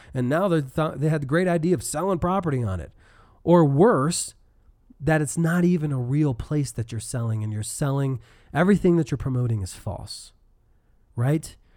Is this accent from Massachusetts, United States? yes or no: no; Denver, Colorado, United States; I'm from Denver